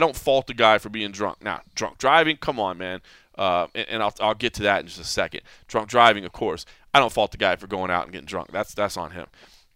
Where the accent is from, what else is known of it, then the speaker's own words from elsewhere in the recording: Texas, United States; I'm from Texas